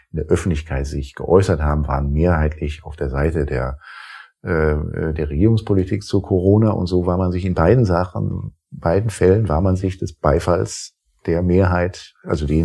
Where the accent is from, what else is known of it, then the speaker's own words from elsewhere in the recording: Rhineland, Germany; als Rheinländer, der ich ja ursprünglich bin, jetzt nicht zur Schwarzseherei neige